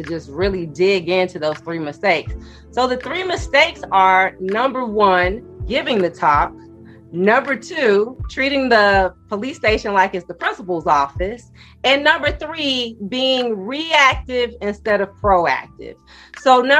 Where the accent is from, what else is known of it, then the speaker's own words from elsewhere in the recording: Chicago, Illinois, United States; also born or lived in Washington, D.C.; the public defender's office in my hometown, Chicago